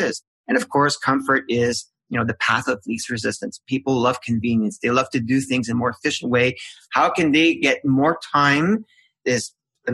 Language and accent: English; Canada; I'm Canadian